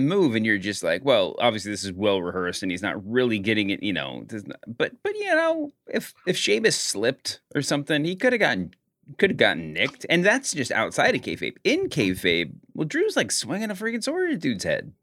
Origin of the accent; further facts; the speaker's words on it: Louisville, Kentucky, United States; I'm also from Louisville, Kentucky